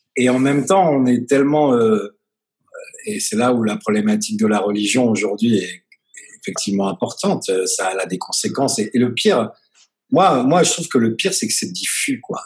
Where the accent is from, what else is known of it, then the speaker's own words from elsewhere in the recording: France; now in Tel Aviv, Israel; nous, on est français